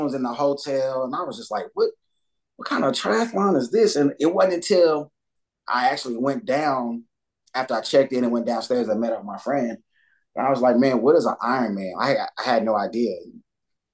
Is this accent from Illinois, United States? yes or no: no; Dallas, Texas, United States; moved away as an adult; growing up in Dallas and then being in the military